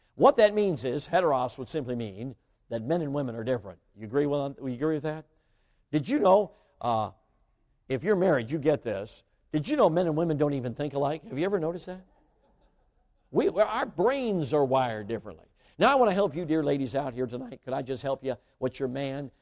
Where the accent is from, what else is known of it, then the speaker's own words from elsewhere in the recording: Chicago, Illinois, United States; moved away; I grew up right near Midway Airport.